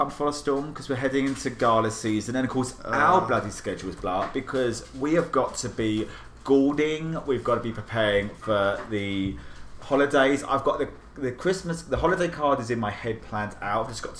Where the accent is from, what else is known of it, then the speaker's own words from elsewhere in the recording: England, United Kingdom; now in United States; So I grew up in England.